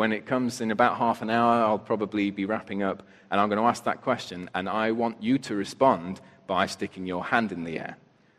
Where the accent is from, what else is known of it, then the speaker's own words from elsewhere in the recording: United Kingdom; I'm British